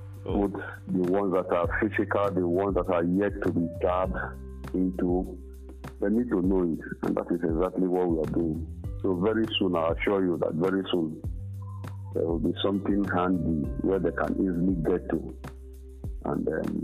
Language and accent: English; Ekureku, Cross River, Nigeria; I'm from Ekureku. And well, everybody knows that I'm from Ekureku 2. But actually, I'm from Ekureku 1. I'm from Akarefo.